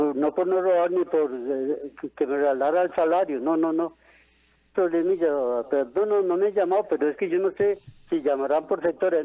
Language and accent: Spanish; Cartago, Costa Rica; moved away; yo soy de Cartago y me vine acá